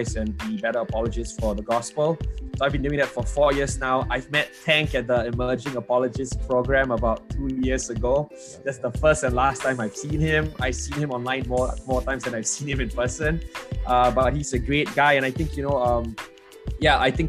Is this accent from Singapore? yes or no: yes; Singapore; moved away as an adult; now in New York City, United States; I'm from Singapore, but I've been living in New York City for the last 10 years. So that's where my accent is coming from